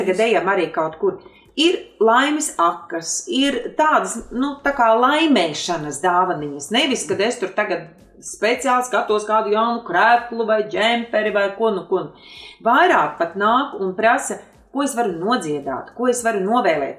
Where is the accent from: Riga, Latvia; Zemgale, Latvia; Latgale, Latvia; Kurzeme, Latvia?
Kurzeme, Latvia; moved away; also born or lived in Vidzeme; es esmu kurzemniece, nu arī dzīvojusi vidzemē